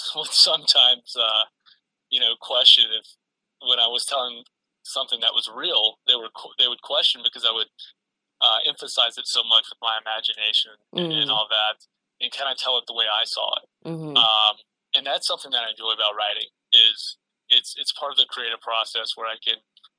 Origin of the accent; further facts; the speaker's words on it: North Carolina, United States; I grew up in North Carolina